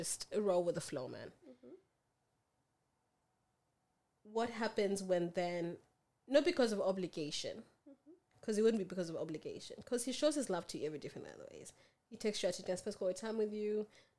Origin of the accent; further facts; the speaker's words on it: Kenya; also born or lived in Australia; I'm both. I'm Kenyan and Australian.